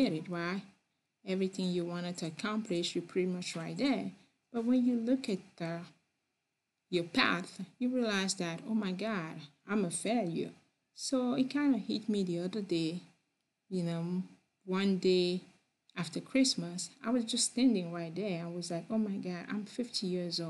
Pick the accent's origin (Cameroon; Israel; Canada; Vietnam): Cameroon; English is a second language; also born or lived in France; now in United States; I'm from Cameroon. I was born over there, and then I spent a lot of time in other part of the world, but I am from Cameroon.